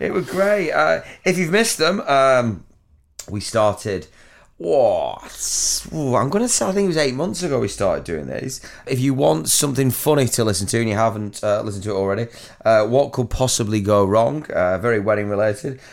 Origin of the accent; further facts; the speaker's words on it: Near Chorley, North West England, United Kingdom; accent: Chorley; me a little bit of a Chorley accent